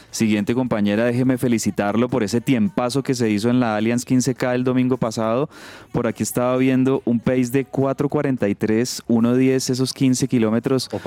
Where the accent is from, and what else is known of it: Bogotá, Colombia